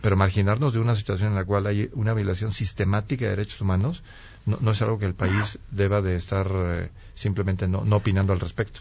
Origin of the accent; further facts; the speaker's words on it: Mexico; como mexicanos